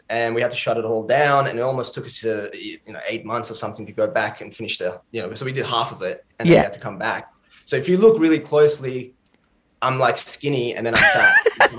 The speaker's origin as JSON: {"language": "English", "town": "Clarkson", "region": "Western Australia", "country": "Australia", "tie": "born or raised there", "moved": "as an adult", "lives_now": "Melbourne, Australia", "said": "I grew up in the north. Clarkson."}